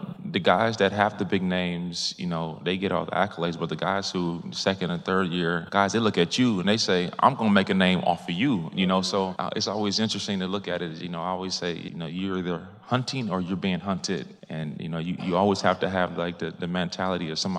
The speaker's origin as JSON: {"language": "English", "region": "Minnesota", "country": "United States", "moved": "yes", "lives_now": "Arizona, United States", "said": "I'm from Minnesota. I live in Arizona now."}